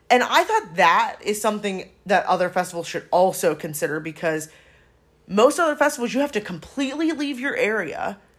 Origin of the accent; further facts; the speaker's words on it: Chicago, Illinois, United States; ran into somebody from my hometown in Chicago.